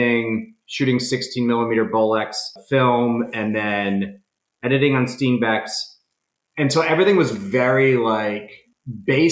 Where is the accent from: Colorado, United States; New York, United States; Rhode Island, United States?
Rhode Island, United States; I'm from Rhode Island